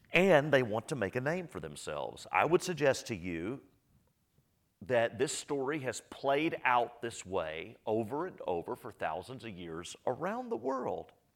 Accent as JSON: {"language": "English", "town": "Austin", "region": "Texas", "country": "United States", "tie": "born or raised there", "said": "I grew up in Northwest Austin, grew up in Texas, Northwest Austin"}